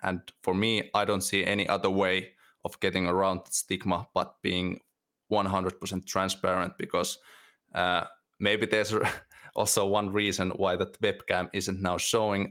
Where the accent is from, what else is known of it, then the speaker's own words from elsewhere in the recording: Finland; I, I lived near those places and near the Russian border for most of my life